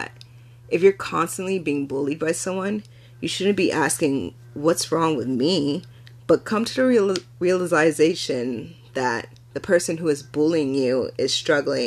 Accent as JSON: {"language": "English", "country": "United States", "tie": "born or raised there", "said": "I was born in America too, and I could speak English perfectly fine, growing up as an African American kid in a predominantly white neighborhood and school"}